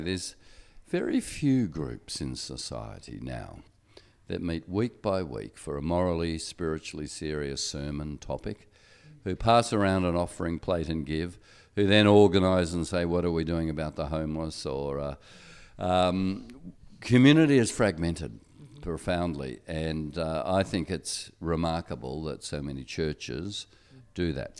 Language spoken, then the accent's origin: English; Australia; I'm Australian and my passport gives me privileges